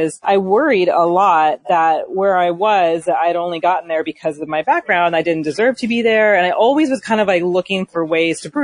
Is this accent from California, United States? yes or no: yes; Valley Center, California, United States; I grew up in a small sort of rural town in San Diego County called Valley Center